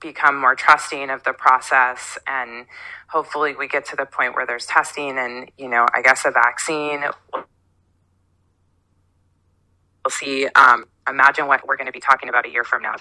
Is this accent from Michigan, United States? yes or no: yes; Northern Michigan, United States; moved away; I'm from Northern Michigan